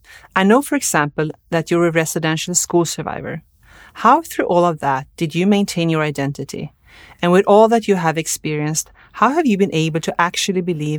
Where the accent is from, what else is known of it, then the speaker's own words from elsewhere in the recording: Linköping, Östergötland, Sweden; now in Ottawa, Canada; As you can probably tell by my accent, I'm not Indigenous. I grew up in Linköping, Sweden, and now live in Ottawa, on the traditional unceded territory of the Algonquin Anishinaabe Nation.